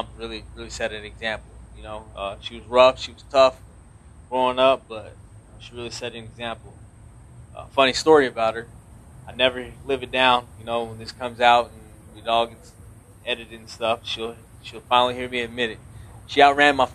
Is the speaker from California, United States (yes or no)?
no; New Mexico, United States; moved away; I'm from New Mexico. 505 stand up.